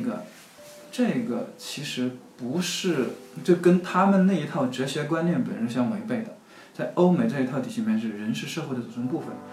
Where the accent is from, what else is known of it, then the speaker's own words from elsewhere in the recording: middle and lower Yangtze River region, China; 我在长江中下游